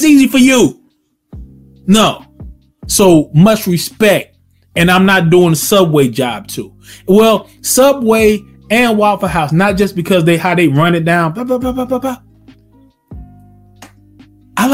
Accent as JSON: {"language": "English", "region": "the South", "country": "United States", "tie": "born or raised there", "said": "Born and raised in the South. I've been in the South all my life"}